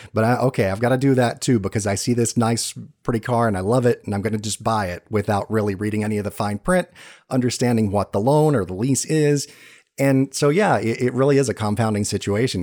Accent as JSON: {"language": "English", "region": "Georgia", "country": "United States", "moved": "yes", "said": "I'm from Georgia"}